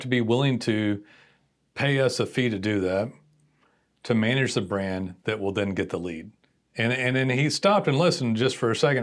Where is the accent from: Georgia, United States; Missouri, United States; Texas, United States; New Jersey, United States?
Texas, United States; direct Texan